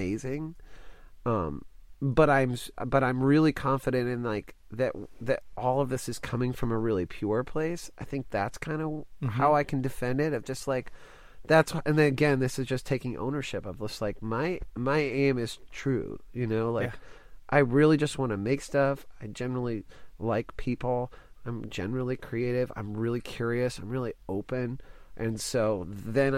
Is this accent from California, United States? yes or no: no; Dallas, Texas, United States; I grew up in Dallas